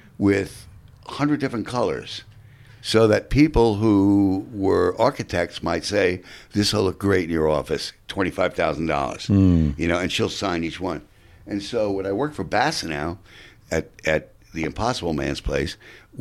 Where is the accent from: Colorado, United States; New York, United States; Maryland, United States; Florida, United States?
New York, United States; New York City; also born or lived in Manhattan, New York; I'm from Queens, New York, and Whitestone